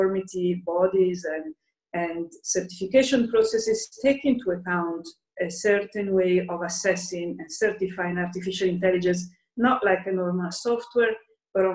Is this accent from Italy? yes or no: yes; Lombardy, Italy; now in Brussels, Belgium; I'm Italian, so, and I'm actually from Lombardy, so I my family is in Lombardy, and I've been in Brussels